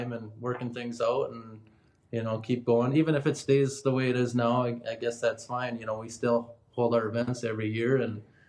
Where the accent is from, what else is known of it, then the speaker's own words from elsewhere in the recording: a town neighbouring Anoka, Minnesota, United States; I'm not from Anoka. I don't live in Anoka, but I've always lived nearby, you know, a neighboring town.